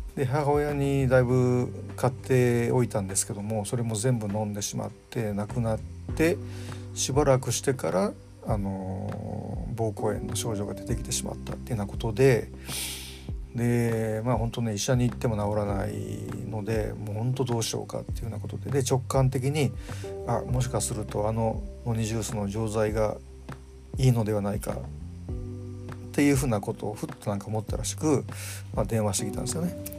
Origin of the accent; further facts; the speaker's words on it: Kyoto, Japan; now in Tokyo, Japan; 僕、あの、京都出身なんで